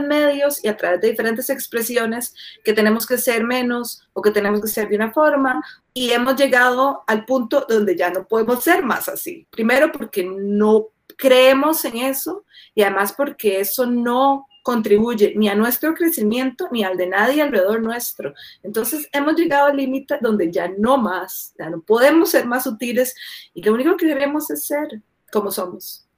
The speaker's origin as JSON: {"language": "Spanish", "town": "Guadalupe", "region": "San José", "country": "Costa Rica", "tie": "born or raised there", "moved": "as an adult", "lives_now": "Colorado, United States", "said": "yo nací, crecí en Guadalupe viví eh, ahí durante casi toda mi vida"}